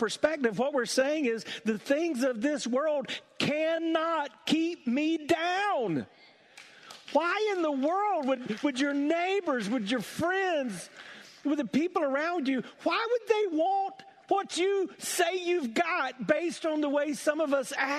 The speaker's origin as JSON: {"language": "English", "region": "South Carolina", "country": "United States", "tie": "born or raised there", "said": "When I was growing up in South Carolina"}